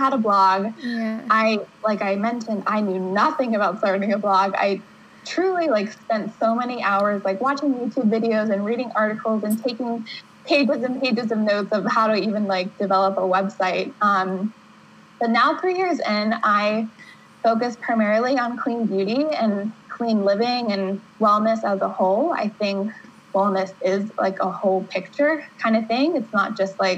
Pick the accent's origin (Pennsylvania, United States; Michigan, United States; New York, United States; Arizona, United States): Pennsylvania, United States; Pittsburgh; moved away as an adult; now in New Hampshire, United States; I grew up in Pittsburgh, Pennsylvania